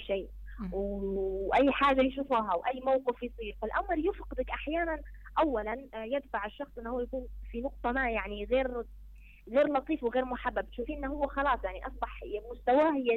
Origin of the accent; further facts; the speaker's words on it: Libya; عندنا في ليبيا